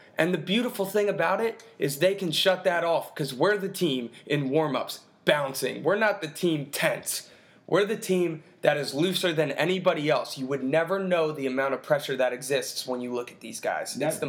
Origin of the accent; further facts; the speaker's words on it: India; from India, and I think this is the first time we can be vocal about this